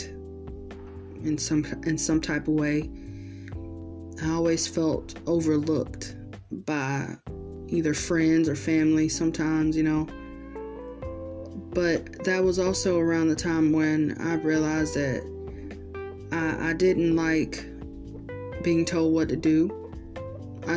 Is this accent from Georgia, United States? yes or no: yes; Georgia, United States; I was born and raised in Georgia, and I still live here